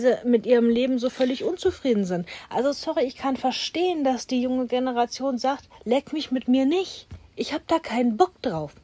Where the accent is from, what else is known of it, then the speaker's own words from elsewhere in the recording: Duisburg, North Rhine-Westphalia, Germany; bin Ghetto-Kind, ich komme aus Duisburg.